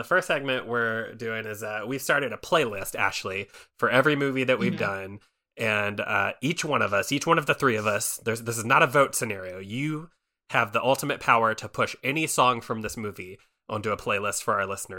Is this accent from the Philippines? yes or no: yes; Philippines; But when I got home, I saw a lot of the cast were mainly Black people, and we're Filipino.